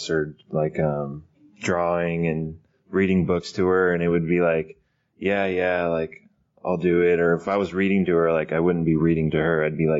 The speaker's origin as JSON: {"language": "English", "town": "Fresno", "region": "California", "country": "United States", "tie": "born or raised there", "lives_now": "Sacramento, United States", "said": "I grew up in Fresno, California"}